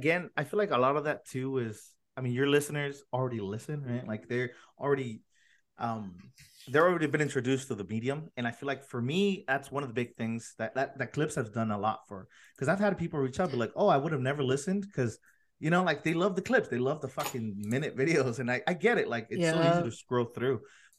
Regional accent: National City, California, United States; I'm in National City. I grew up in National City

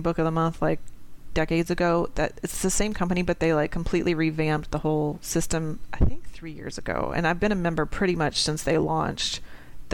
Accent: New Orleans, Louisiana, United States; I'm from New Orleans

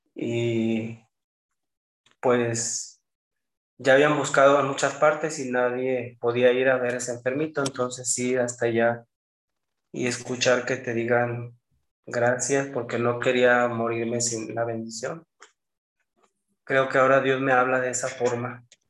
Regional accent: Los Sauces, Jalisco, Mexico; moved away as an adult; also born or lived in San Fernando, Tamaulipas; now in Monterrey, Mexico; Yo nací en Jalisco, en un pueblo que se llama Los Sauces, cerca de San Juan de los Lagos

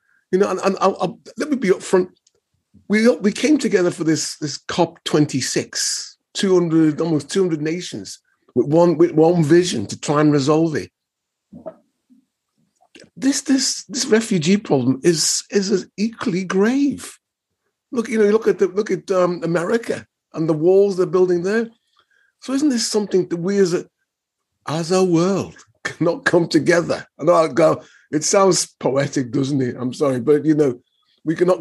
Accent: Liverpool, North West England, United Kingdom; moved away; I'm from Liverpool

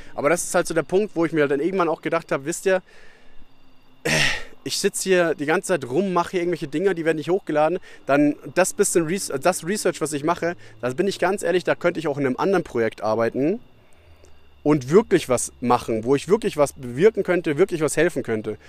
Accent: Bavaria, Germany; moved away; Das hast du bei uns in Bayern, dass du in ein Dorf oder sowas irgendwo lang gehst und dann geht man 20 Meter aufeinander zu, dann sagt man halt Servus

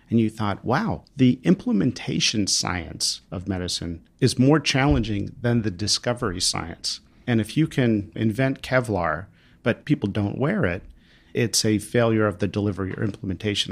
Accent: Pennsylvania, United States; my home state of Pennsylvania

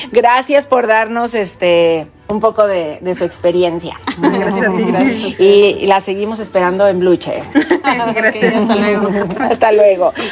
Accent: Ensenada, Baja California, Mexico; De aquí de Ensenada.

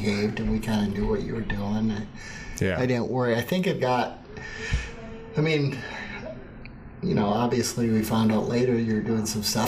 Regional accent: Adrian, United States; moved away; when growing up in Adrian

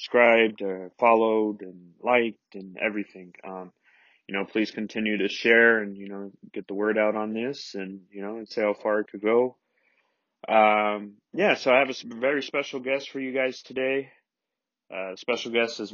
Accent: Denver, Colorado, United States; born and raised in Denver, Colorado, 28 years. I lived here my whole life

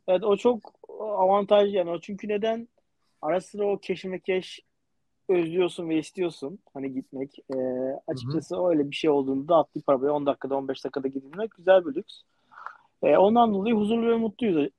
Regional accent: Istanbul, Turkey; moved away as an adult; ben doğma büyüme İstanbulluyum yani işte e, Erenköy'de oturuyordum

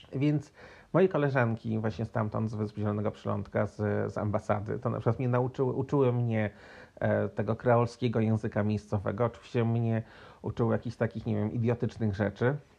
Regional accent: Poland; moved away; also born or lived in Cape Verde; ja z Polski

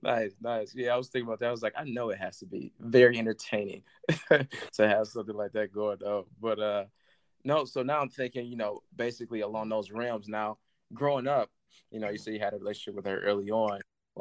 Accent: Michigan, United States; Like, I'm from Michigan

